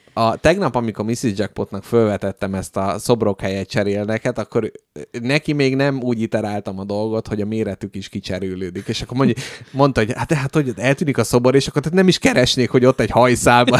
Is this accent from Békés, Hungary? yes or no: no; Budapest, Hungary; itt születtem, itt élek, és itt is fogok meghalni